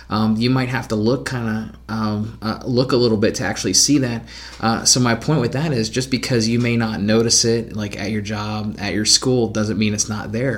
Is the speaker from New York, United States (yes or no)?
no; Clarksburg, West Virginia, United States; did we ever have segregation in my hometown